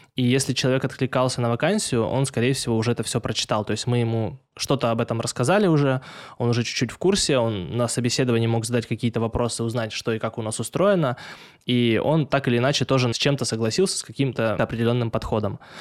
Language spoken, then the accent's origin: Russian; Tyumen, Tyumen Oblast, Russia; я из Тюмени